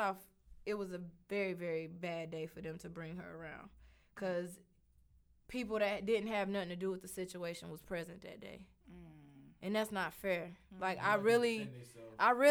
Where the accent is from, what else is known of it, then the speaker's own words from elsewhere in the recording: the South, United States; also born or lived in North Carolina; I'm from the South